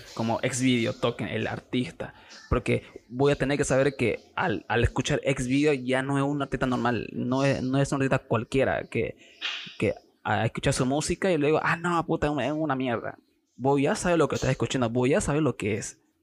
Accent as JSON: {"language": "Spanish", "town": "Santa Cruz de la Sierra", "region": "Santa Cruz", "country": "Bolivia", "tie": "born or raised there", "said": "soy de Santa Cruz, de la, Sierra, nacido aquí"}